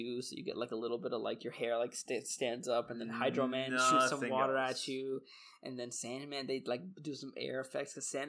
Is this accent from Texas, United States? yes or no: yes; Texas, United States; I'm a Texan.